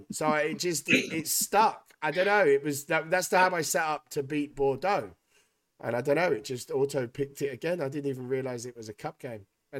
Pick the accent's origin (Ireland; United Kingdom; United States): United Kingdom; Wales; I'm a Welshman, innit?